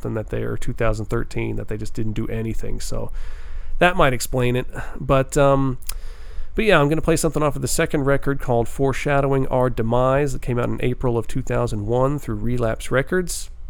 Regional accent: New York, United States; We're going to New York here. It's my home state

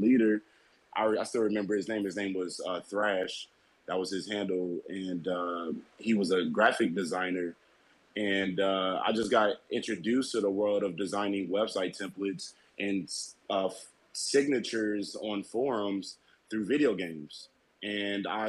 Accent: Ferguson, Missouri, United States; I grew up in Ferguson, St. Louis, Missouri, and I moved to the Boondocks, which is like a predominantly white neighborhood

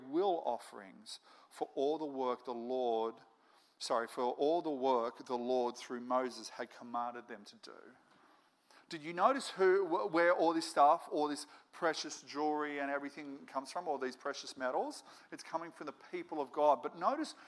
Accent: Moree, New South Wales, Australia; I grew up in Moree

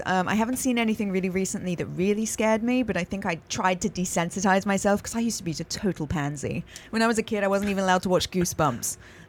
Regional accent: England, United Kingdom; moved away as an adult; also born or lived in East Coast, United States; now in California, United States; Yeah, I was born in America on the East Coast. And then when I was 2 years old, moved back to England for school, because you start school in England when you're four.

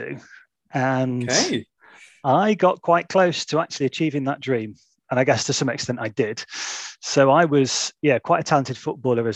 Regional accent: Stockport, North West England, United Kingdom; also born or lived in Oldham; I grew up in Stockport, just outside of Manchester

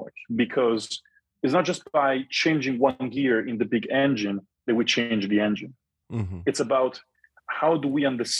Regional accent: Rome, Lazio, Italy; moved away; I'm from Rome

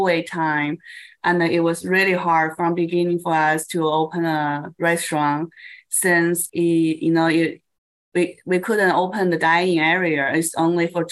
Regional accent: Beijing, China; now in United States; I'm from Beijing. I was born in Beijing, China.

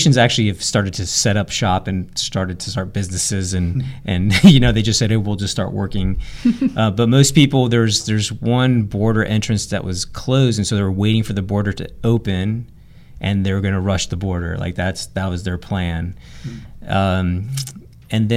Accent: Florida, United States; also born or lived in San Diego, California; now in Tyler, United States; I was born in San Diego, California, and I grew up in Florida

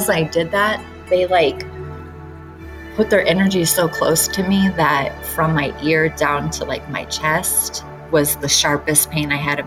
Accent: Detroit, Michigan, United States; moved away; I grew up in Detroit

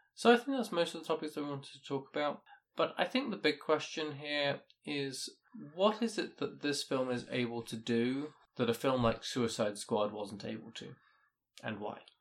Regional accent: United Kingdom; me being British

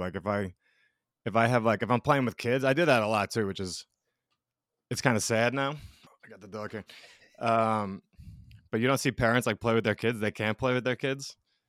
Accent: New York, United States; also born or lived in Colorado / Georgia; Yeah, I grew up in New York, in between like Brooklyn and Long Island.

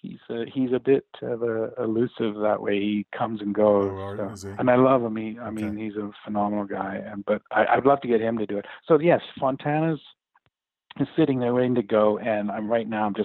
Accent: Vancouver, British Columbia, Canada; moved away as an adult; now in San Diego, United States; I'm originally from Vancouver, Canada. And my family and I moved down to San Diego 10 years ago.

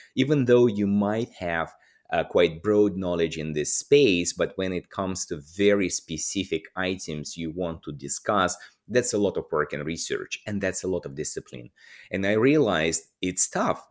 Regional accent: Russia; moved away as an adult; also born or lived in Moscow / Madrid; I'm, I'm Russian. I was born and, and grew up in Russia

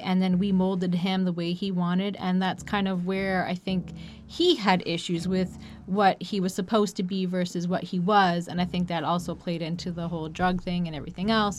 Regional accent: Canada; As a Canadian

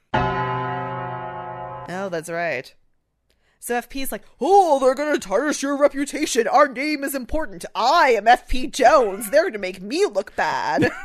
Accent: Canada; we're Canadian

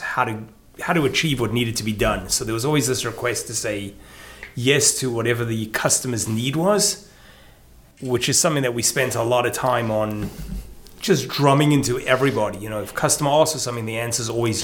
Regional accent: South Africa; moved away as an adult; now in Baltimore, United States; I'm South African, born and bred, spent my first 26 years there.

